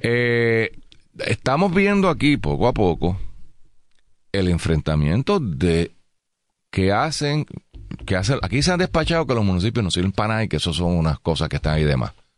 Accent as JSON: {"language": "Spanish", "town": "San Juan", "country": "Puerto Rico", "said": "venimos vivimos en San Juan, somos de San Juan"}